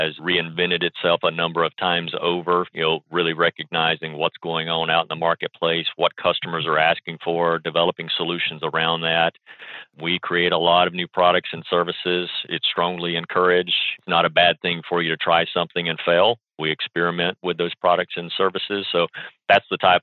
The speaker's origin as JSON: {"language": "English", "region": "Alabama", "country": "United States", "tie": "born or raised there", "also_born_or_lived": "Tennessee", "moved": "yes", "said": "I grew up in Alabama and spent my formative years there"}